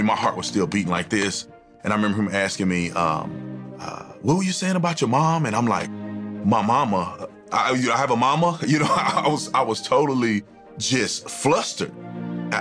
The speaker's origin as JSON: {"language": "English", "town": "Fort Worth", "region": "Texas", "country": "United States", "tie": "born or raised there", "said": "I was born in Fort Worth, Texas"}